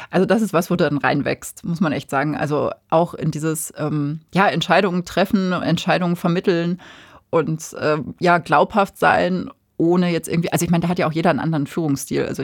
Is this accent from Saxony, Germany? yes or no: no; Ruhr area, North Rhine-Westphalia, Germany; also born or lived in Münster / Hamburg / Chiemgau / Allgäu; now in Bavaria, Germany; weil ich bin ja im Ruhrgebiet geboren